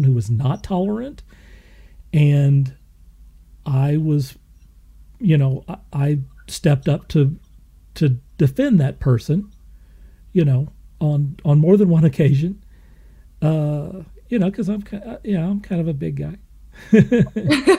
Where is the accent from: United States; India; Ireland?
United States; Moore, Oklahoma; I didn't grow up in New York City. I grew up in Moore, Oklahoma